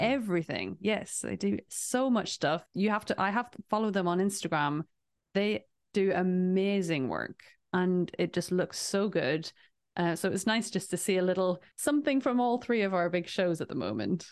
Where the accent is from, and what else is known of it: England, United Kingdom; born or raised there